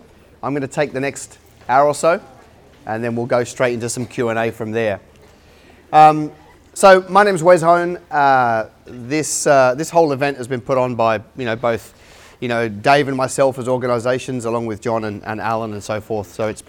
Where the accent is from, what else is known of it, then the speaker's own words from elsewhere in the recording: Australia; accent: hybrid; also born or lived in London, United Kingdom; You might be able to tell from my accent. I'm a hybrid. I was born in London or just outside of London, and came to Australia when I was 14. So English by birth, but Aussie by choice.